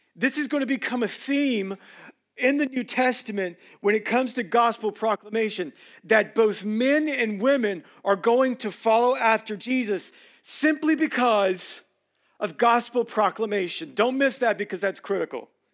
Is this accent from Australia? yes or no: no; Georgia, United States; I'm originally from Hughley